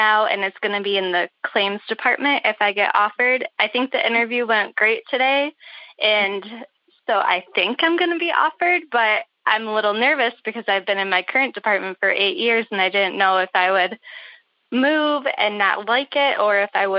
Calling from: Michigan, United States; Central Michigan.

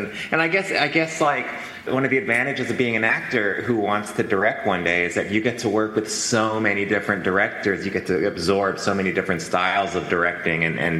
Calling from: San Francisco, California, United States; You know, ironically, I'm calling in from San Francisco. I'm at the Fairmont Hotel

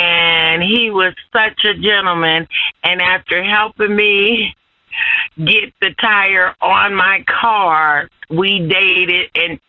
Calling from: Indianapolis, Indiana, United States; I'm calling from Indy.

